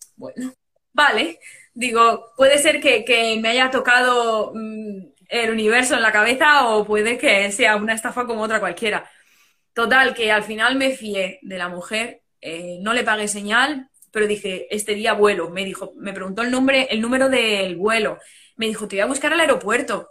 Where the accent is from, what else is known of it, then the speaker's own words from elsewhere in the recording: Madrid, Community of Madrid, Spain; moved away as an adult; now in Dublin, Ireland; España es mi sitio, Madrid es.